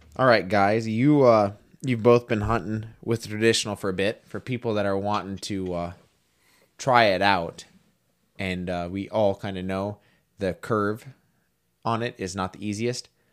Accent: Montana, United States; also born or lived in North Dakota; I came from Montana

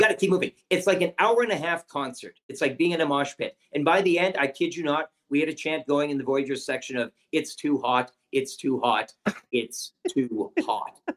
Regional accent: Canada; as a Canadian

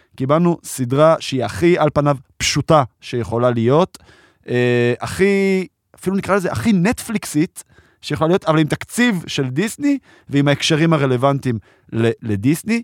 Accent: Israel; גדלתי פה ב- בישראל

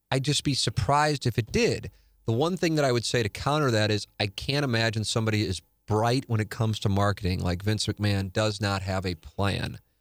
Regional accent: St. Louis, Missouri, United States; growing up in Saint Louis

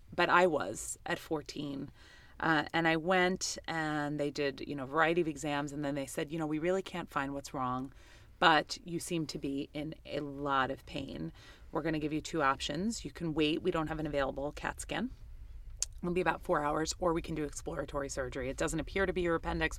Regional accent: New York City, New York, United States; I grew up in Queens, New York

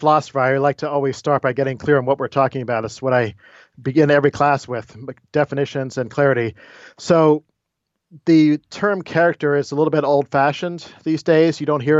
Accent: Florida, United States; also born or lived in Maryland; I was born in Maryland, but grew up mainly in Florida. Went off to school in New Jersey at Princeton and then graduate school at Notre Dame before I was hired here at Wake Forest.

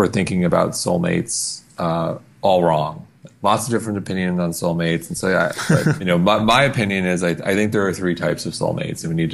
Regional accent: Long Island, New York, United States; now in New York City, United States; I grew up on Long Island

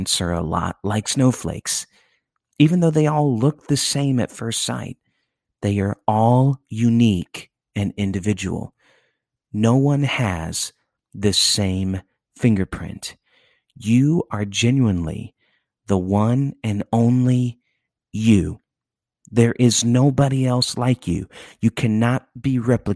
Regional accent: near Chicago, Illinois, United States; I grew up near Chicago

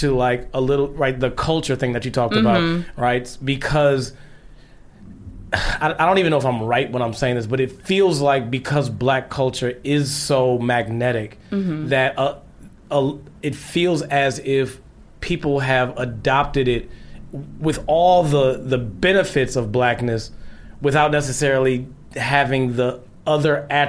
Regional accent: Midwest, United States; So I am from the Midwest as well.

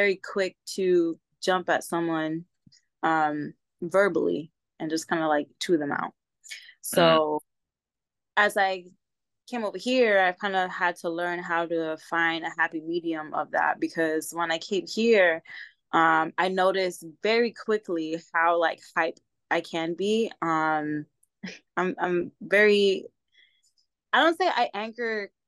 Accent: New York City, New York, United States; moved away as an adult; now in San Diego, United States; I was born and raised in the Bronx, New York. And I've been living here in San Diego for the past 10 years

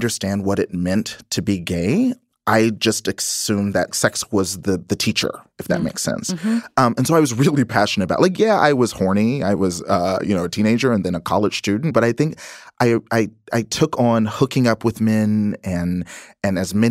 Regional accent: Texas, United States; when I was growing up in Texas

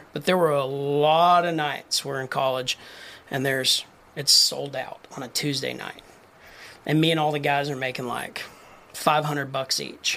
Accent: Lubbock, Texas, United States; I grew up in Lubbock

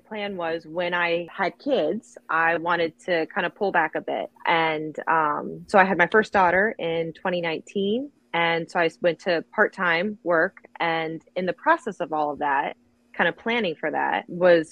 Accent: New Jersey, United States; I am from South Jersey.

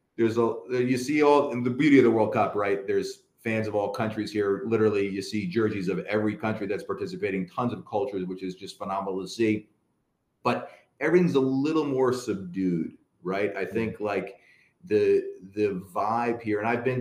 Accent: United States; also born or lived in Wales; I'm an American.

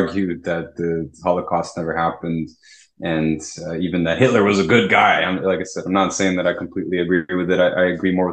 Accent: Toronto, Ontario, Canada; I'm from Toronto.

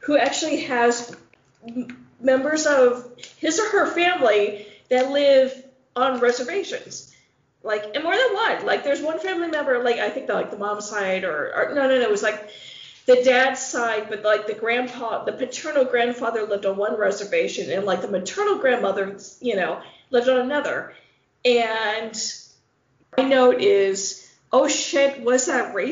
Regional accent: Midwest, United States; I'm a Midwesterner.

